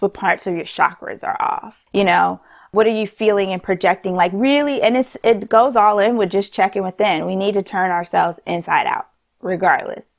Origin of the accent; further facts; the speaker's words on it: New York City, New York, United States; we're from New York